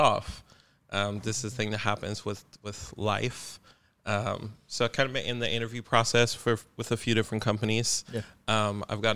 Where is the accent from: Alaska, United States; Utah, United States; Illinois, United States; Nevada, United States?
Nevada, United States; Las Vegas; moved away as an adult; now in Portland, United States; Born and raised in Las Vegas, moved to Portland 3 years ago